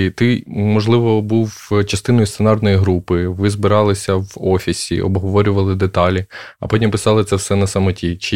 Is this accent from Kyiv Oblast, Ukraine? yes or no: yes; Makariv, Kyiv Oblast, Ukraine; Я з Макарова з Київської області.